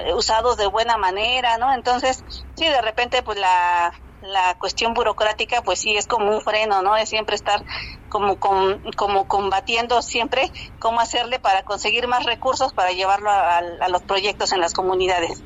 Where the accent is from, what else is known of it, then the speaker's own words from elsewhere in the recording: San Pedro y San Pablo Ayutla, Oaxaca, Mexico; also born or lived in Mexico City; yo soy de San Pedro y San Pablo Ayutla